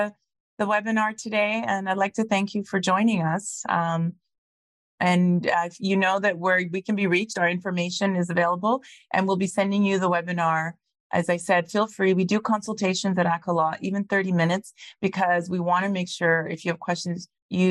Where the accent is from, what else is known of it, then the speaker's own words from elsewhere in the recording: Ghana; now in Calgary, Canada; I'm from Ghana originally, from Africa